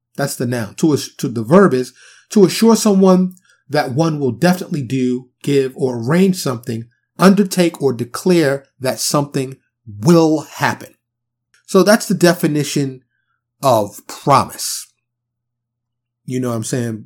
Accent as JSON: {"language": "English", "town": "New York City", "region": "New York", "country": "United States", "tie": "born or raised there", "also_born_or_lived": "the South (US)", "moved": "yes", "said": "I'm born and raised in New York City."}